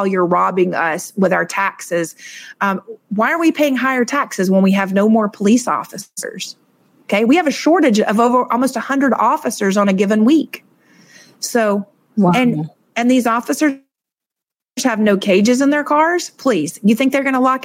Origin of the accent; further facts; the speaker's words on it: Suwanee, Georgia, United States; now in Miami, United States; I was born and raised in Suwanee, Georgia